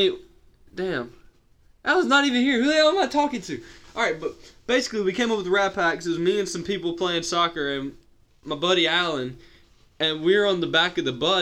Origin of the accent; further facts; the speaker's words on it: Chester, South Carolina, United States; also born or lived in Greenwood, South Carolina / Richburg, South Carolina; I grew up in Chester, South Carolina